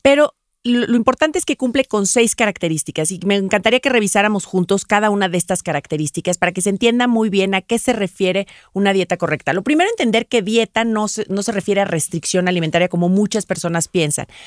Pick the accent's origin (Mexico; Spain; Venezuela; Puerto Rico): Mexico; yo soy mexicana